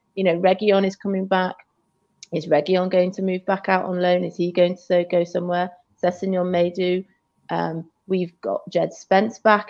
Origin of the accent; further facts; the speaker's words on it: Shrewsbury, West Midlands, United Kingdom; now in Chester, United Kingdom; I'm from Shrewsbury